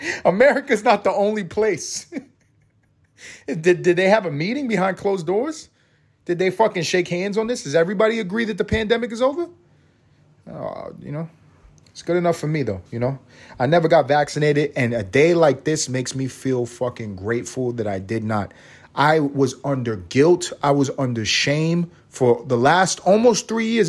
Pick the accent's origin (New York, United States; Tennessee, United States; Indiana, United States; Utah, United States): New York, United States; New York City; I grew up in New York City.